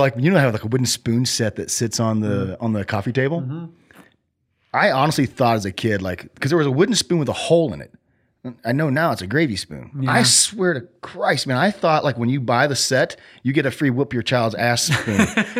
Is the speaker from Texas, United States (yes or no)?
no; Cassville, Missouri, United States; born there; So I was born in Missouri, Cassville, Missouri. It's like the southwest portion, you know?